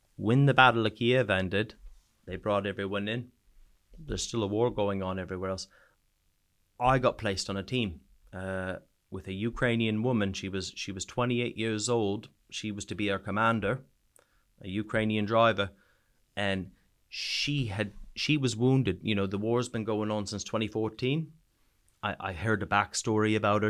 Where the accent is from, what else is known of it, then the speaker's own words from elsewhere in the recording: New Brunswick, Canada; moved away as an adult; also born or lived in Sweden; now in United Kingdom; province is called New Brunswick